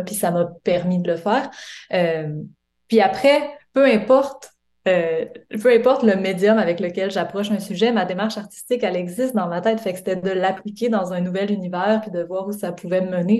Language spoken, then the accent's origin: French; Quebec, Canada; moved away as an adult; now in Montreal, Canada; J'ai grandi au Lac-Saint-Jean